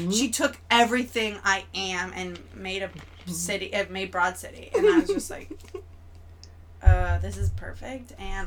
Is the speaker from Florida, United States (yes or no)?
yes; Florida, United States; I'm from Florida